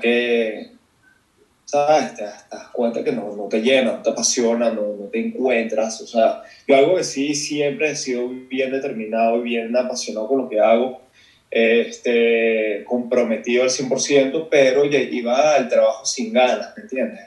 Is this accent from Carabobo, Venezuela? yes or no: no; Caracas, Capital District, Venezuela; moved away as an adult; also born or lived in North Carolina, United States; now in Mexico City, Mexico; soy como tú, caraqueño, este, del 91 me crié, así, o sea, estudié en Venezuela, me fui a los 18